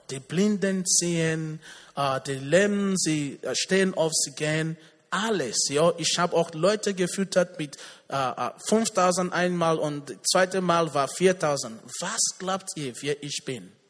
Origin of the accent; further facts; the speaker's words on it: Nigeria; Ich komme aus Nigeria.